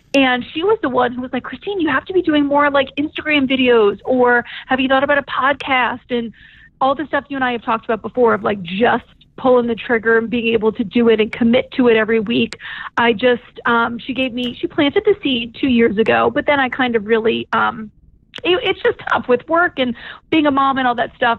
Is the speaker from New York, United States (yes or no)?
no; New Orleans, Louisiana, United States; moved away; childhood friends from when we were um, growing up in New Orleans.